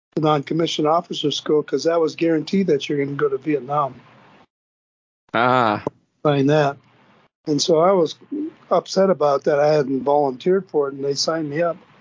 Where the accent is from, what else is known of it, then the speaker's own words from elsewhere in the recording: Bemidji, Minnesota, United States; also born or lived in St. Paul, Minnesota; I was living in Bemidji, Minnesota, Minnesota, up in northern Minnesota